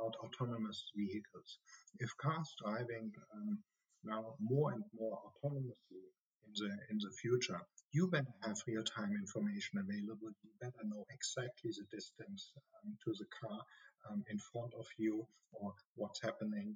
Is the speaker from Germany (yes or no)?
yes; Germany; accent: German; English is a second language; also born or lived in United States; I'm a German, as you can hear from my strong accent